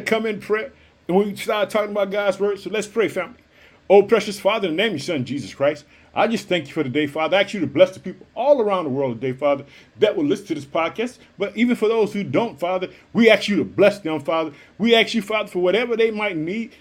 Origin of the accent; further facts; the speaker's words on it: Illinois, United States; also born or lived in Chicago; In the United States, the state of Illinois is my home state. I live in the city of Chicago.